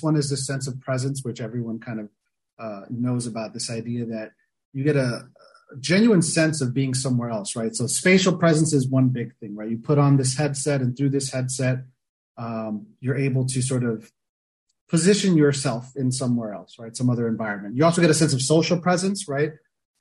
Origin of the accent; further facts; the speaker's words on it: South Florida near Miami, United States; I grew up in South Florida near Miami, you know, grew up a beach bum